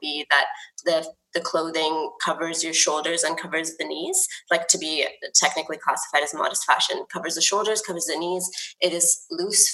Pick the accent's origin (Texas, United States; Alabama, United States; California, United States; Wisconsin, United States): California, United States; moved away; I grew up in the States, in California